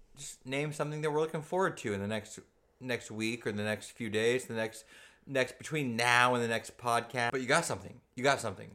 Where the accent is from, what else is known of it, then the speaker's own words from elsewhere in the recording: Southern California, United States; I grew up in Southern California, very close to, uh, the, the, in, in the era of the Bloods and the Crips